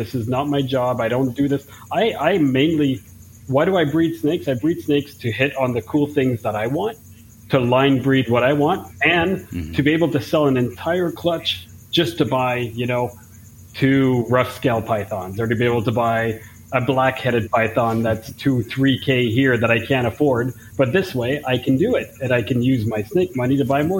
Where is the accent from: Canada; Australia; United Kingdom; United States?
Canada; I'm from Canada